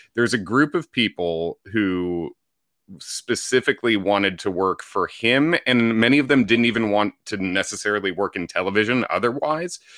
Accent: Chicago, Illinois, United States; moved away as an adult; also born or lived in Indiana; now in New York City, United States; I grew up in the Chicago area

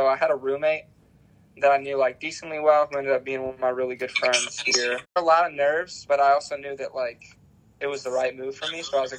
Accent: South Carolina, United States; also born or lived in Ohio; I'm originally from South Carolina, so it was basically me coming back home

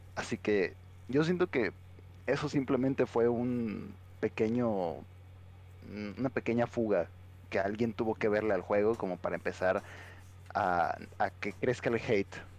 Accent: Mexico; nosotros como mexicanos

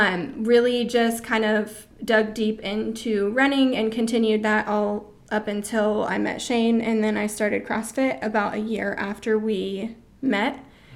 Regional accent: Florida, United States; We're from Florida.

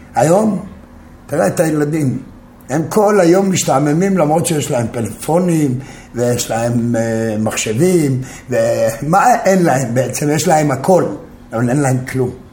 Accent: Jerusalem, Jerusalem District, Israel; moved away as an adult; also born or lived in Tel Aviv; גדלתי בקטמונים בירושלים

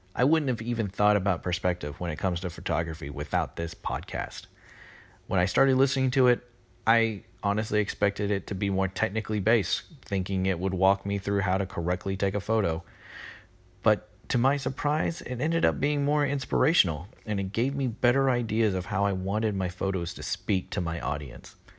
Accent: Texas, United States; I'm from Texas

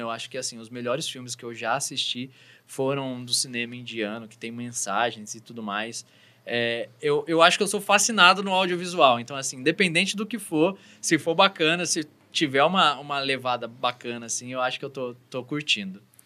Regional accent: São Paulo, Brazil; eu sou de São Paulo

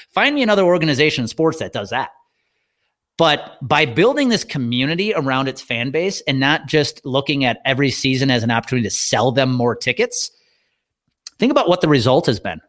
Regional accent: Wisconsin, United States; when I was growing up in Wisconsin

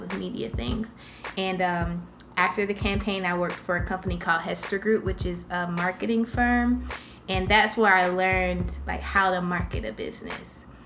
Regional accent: Jacksonville, Florida, United States; I was born in Jacksonville here. Oh. So this is my hometown

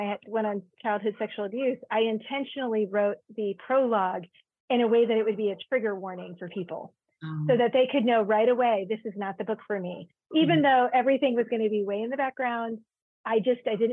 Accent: Georgia, United States; moved away; also born or lived in Virginia; I grew up in Georgia and then lived in Virginia for a while

